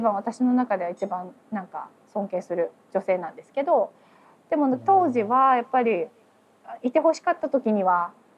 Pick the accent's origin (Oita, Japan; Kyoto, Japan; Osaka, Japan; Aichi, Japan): Oita, Japan; now in United States; 出身は大分県です。